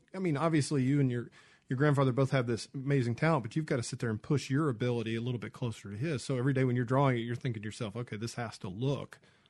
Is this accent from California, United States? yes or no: no; Atlanta, Georgia, United States; also born or lived in San Diego; now in Mississippi, United States; I moved here from San Diego. I'm from Atlanta originally, but I moved from San Diego